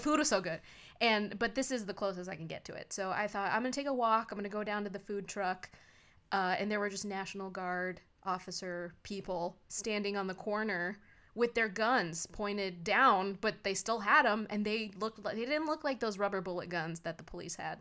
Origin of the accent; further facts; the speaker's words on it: United States; We are American